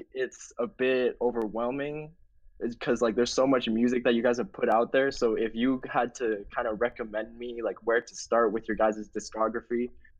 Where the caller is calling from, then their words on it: Calgary, Alberta, Canada; I'm calling from Canada, Calgary, Alberta.